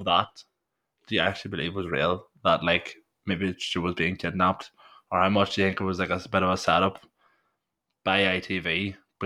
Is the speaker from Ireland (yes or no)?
yes; Ireland; I'm Irish white